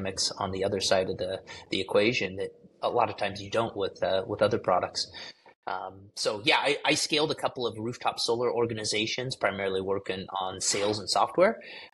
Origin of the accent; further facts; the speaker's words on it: United States; as an American